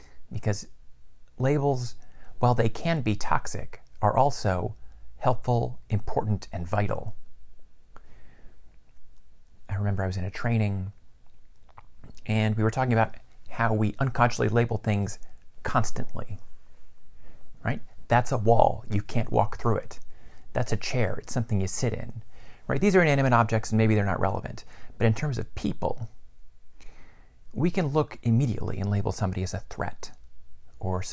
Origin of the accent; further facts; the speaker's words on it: Mid-Atlantic, United States; I'm male. I'm white. I have family that comes from the Midwest. I came from the Mid-Atlantic.